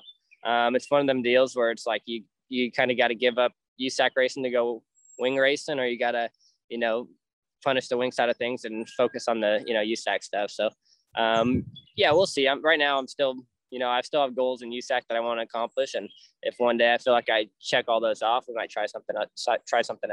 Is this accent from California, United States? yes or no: yes; California, United States; moved away as an adult; now in Indiana, United States; I grew up in California racing outlaw carts